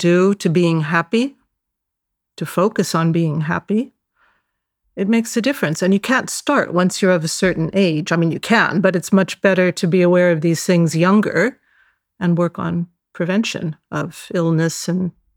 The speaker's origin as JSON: {"language": "English", "town": "San Francisco", "region": "California", "country": "United States", "tie": "born or raised there", "moved": "as an adult", "lives_now": "Cyprus"}